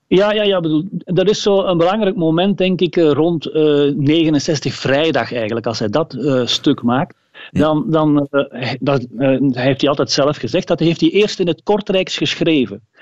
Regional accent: Limburg, Flanders, Belgium; Als Limburger

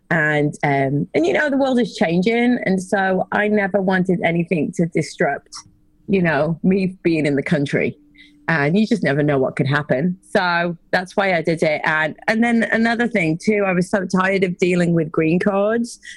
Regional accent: West Midlands, United Kingdom; now in United States; But I'm from England originally, just outside of Birmingham, right in the middle of the country. And uh, gosh, I've been in the States for 24 years now.

